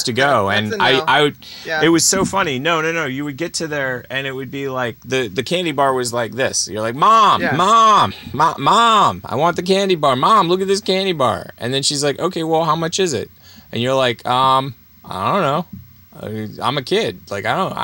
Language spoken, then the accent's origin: English; Pennsylvania, United States; I grew up in Pennsylvania